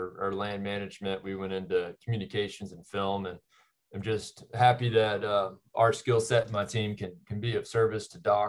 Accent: Texas, United States; growing up in Texas

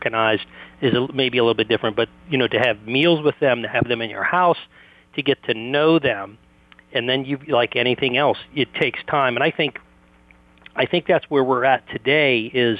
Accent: Washington, District of Columbia, United States; I grew up in the Washington, D.C. area

